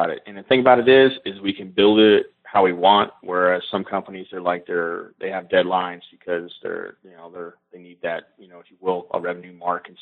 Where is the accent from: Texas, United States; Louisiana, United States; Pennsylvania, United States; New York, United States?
Texas, United States; moved away as an adult; also born or lived in Pearland, Texas; now in Moore County, North Carolina, United States; I'm from Texas